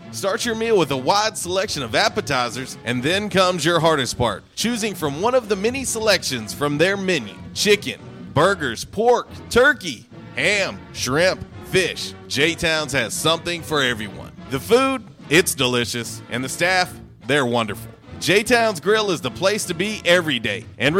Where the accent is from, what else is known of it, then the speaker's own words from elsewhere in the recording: Jonesboro, Arkansas, United States; I'll say I'm from Jonesboro, about an hour from Memphis.